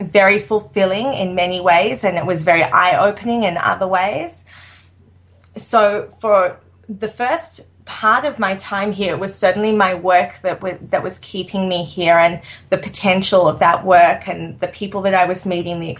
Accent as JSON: {"language": "English", "town": "Sydney", "region": "New South Wales", "country": "Australia", "tie": "born or raised there", "moved": "as an adult", "lives_now": "New York, United States", "said": "I grew up in Sydney, Australia, which is no small city"}